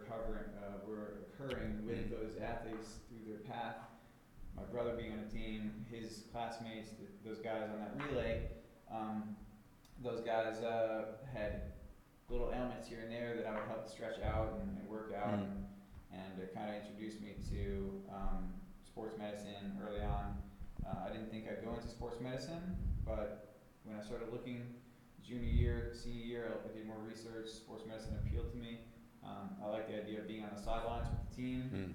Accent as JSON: {"language": "English", "area": "Long Island", "region": "New York", "country": "United States", "tie": "born or raised there", "said": "I grew up on Long Island"}